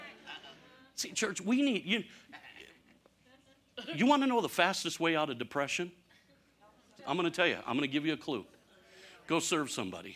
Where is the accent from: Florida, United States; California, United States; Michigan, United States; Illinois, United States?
Michigan, United States; moved away; I was born and raised in Michigan